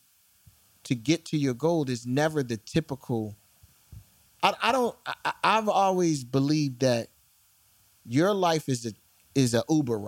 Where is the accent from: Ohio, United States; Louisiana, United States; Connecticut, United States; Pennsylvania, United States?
Pennsylvania, United States; Philadelphia; I am from West Philadelphia, born and raised